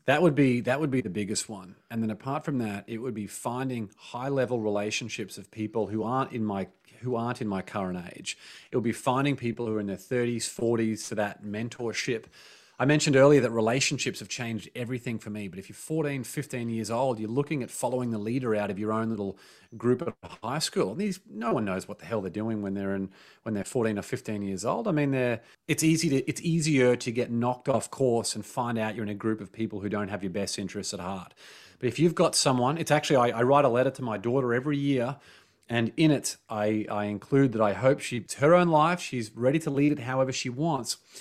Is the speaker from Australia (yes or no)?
yes; Australia; growing up in Australia